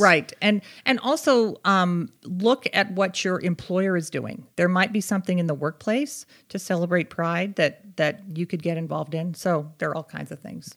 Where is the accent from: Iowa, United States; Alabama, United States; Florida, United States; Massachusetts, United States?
Massachusetts, United States; Boston; also born or lived in Connecticut; now in Utah, United States; I grew up in the Boston area